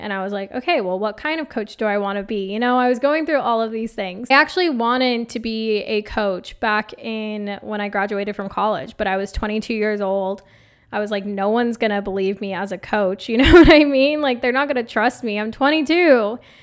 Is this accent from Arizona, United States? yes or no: yes; Phoenix, Arizona, United States; I grew up in Phoenix, Arizona, in a suburb called Awasuki. It's basically southern Phoenix on the other side of South Mountain